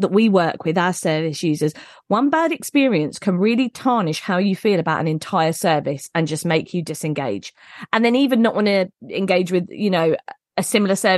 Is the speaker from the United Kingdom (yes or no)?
yes; United Kingdom; I feel like we're very British